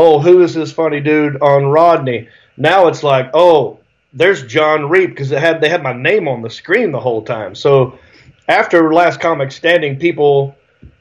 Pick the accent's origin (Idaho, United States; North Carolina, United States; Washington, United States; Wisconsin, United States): North Carolina, United States; Hickory; moved away as an adult; also born or lived in Raleigh, North Carolina / Los Angeles, California; I grew up in Hickory, North Carolina